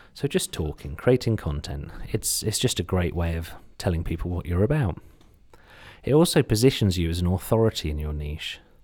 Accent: Suffolk, East of England, United Kingdom; accent: slight Suffolk; my slight Suffolk accent or U K accent

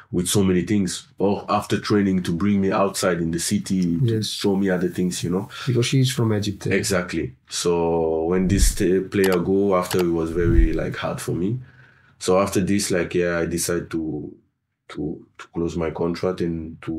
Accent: Senegal; English is a second language; of course, I'm originally from Senegal

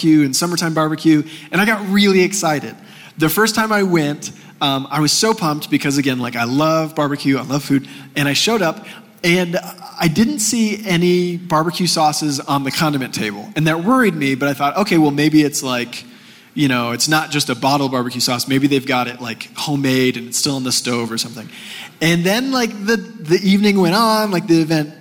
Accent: Texas, United States; moved away as an adult; now in Colorado, United States; growing up in Texas

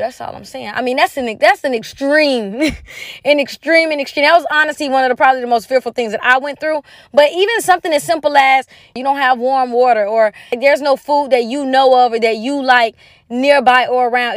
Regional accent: United States; moved away as an adult; I'm an American girl.

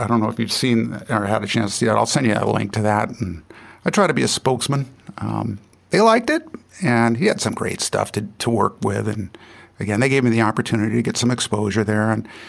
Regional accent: San Jose, California, United States; also born or lived in Santa Cruz, California; I was born in San Jose, and I live in Santa Cruz.

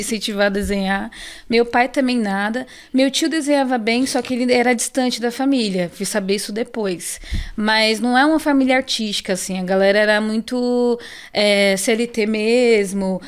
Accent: São Paulo, Brazil; eu nasci no Arariba, ali no Ingá, bem aqui próxima

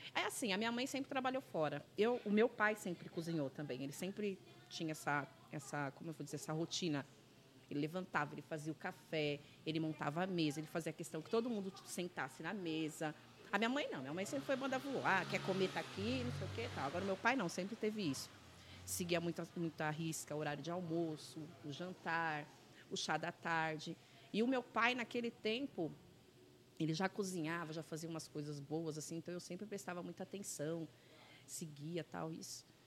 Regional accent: São Paulo, Brazil; also born or lived in Caieiras / Lapa; Minha infância foi aqui em Perus, ali na rua Pedro Flores

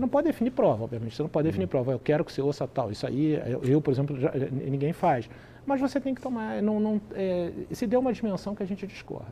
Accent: Rio de Janeiro, Brazil; eu sou do Rio de Janeiro

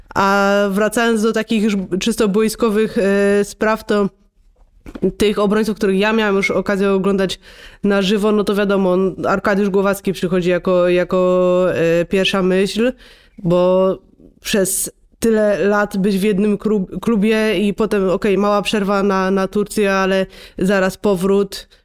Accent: Silesian Voivodeship, Poland; ja też jestem ze Śląska

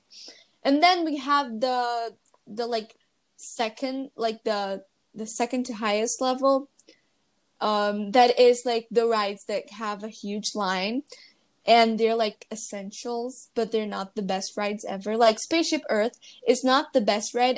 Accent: Rio de Janeiro, Brazil; we're from Rio. We're from Rio

